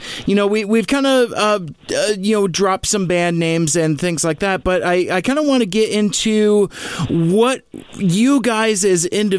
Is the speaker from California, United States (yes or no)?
no; Seattle, Washington, United States; now in Federal Way, United States; I was born in Seattle, raised in the North End, and now I live in Federal Way. I've never lived outside of the Pacific Northwest, out of Western Washington. I love it here.